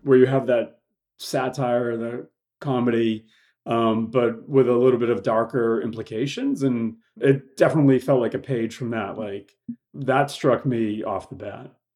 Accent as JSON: {"language": "English", "town": "Boston", "region": "Massachusetts", "country": "United States", "moved": "as an adult", "lives_now": "Los Angeles, United States", "said": "I'm from Boston, Mass. Moved out here after I graduated from college, here being Los Angeles"}